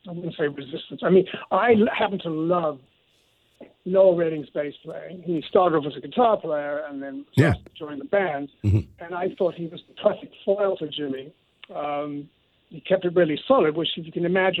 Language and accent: English; London, United Kingdom; moved away as an adult; also born or lived in New York City, United States / Los Angeles, United States; So I feel like I'm a New Yorker also with that London blood